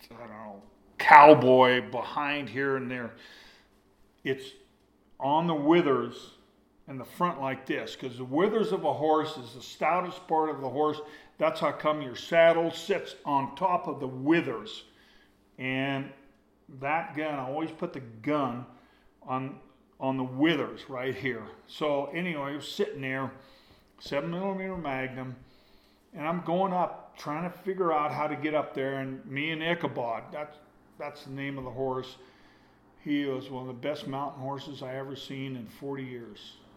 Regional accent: Jackson, Wyoming, United States; I grew up in Jackson Hole, okay, as a kid. Not some high rolling hunter that had a guide, but a kid that moved to Jackson Hole when he was 12 years old

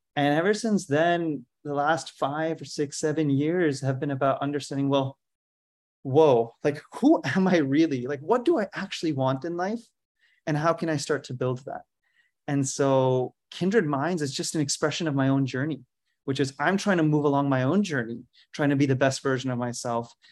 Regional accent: India; moved away as an adult; also born or lived in Philadelphia, United States; I grew up in India

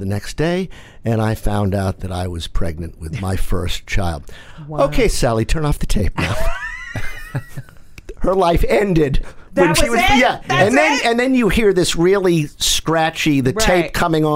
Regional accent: Massachusetts, United States; growing up in Massachusetts, we were all about service

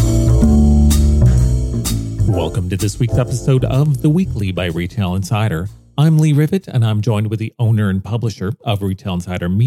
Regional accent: Vancouver, British Columbia, Canada; I'm not from the area. I'm from Vancouver.

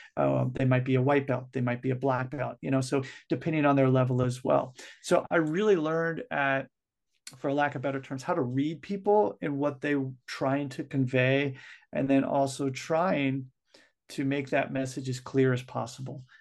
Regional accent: United States; also born or lived in Japan; I'm from the United States

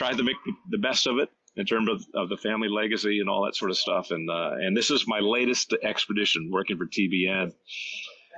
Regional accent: Washington, District of Columbia, United States; it's my hometown too, so I remember that little southern city

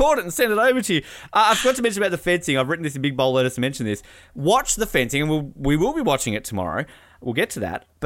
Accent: Australia; I am Australian.

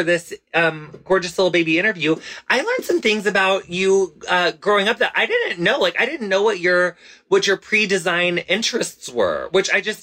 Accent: Illinois, United States; moved away; I grew up in a small town in Illinois

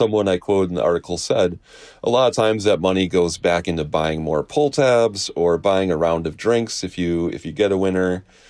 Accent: Wisconsin, United States; I was born and raised in Wisconsin

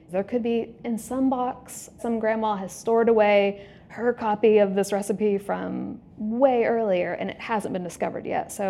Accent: the South, Southern United States, United States; I'm not a New Yorker. I'm a Southern girl.

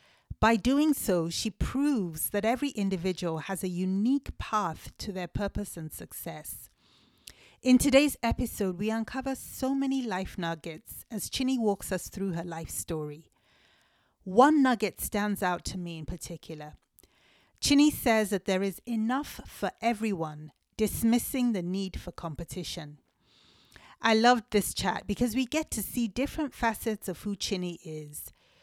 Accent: Owerri, Imo, Nigeria; we're both from Owerri in Imo State. We have fun with our dialect of Igbo language.

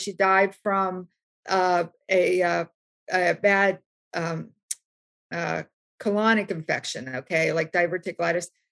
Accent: West Virginia, United States; I grew up in West Virginia

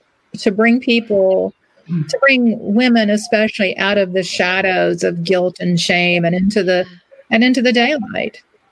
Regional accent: Ireland; I'm Irish. We believe in everything.

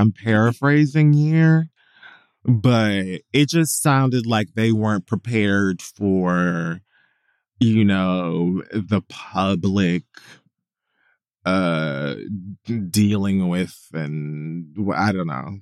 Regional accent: Miami, Florida, United States; I grew up in Miami

